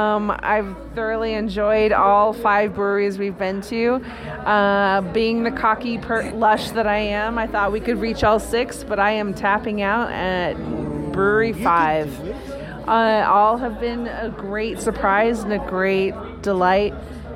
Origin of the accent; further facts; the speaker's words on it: California, United States; being from wine country.